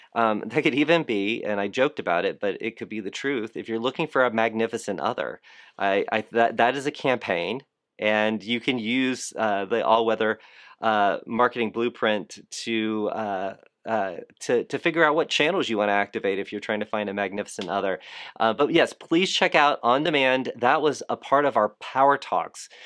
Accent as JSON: {"language": "English", "town": "Fort Lauderdale", "region": "Florida", "country": "United States", "said": "I am from Fort Lauderdale"}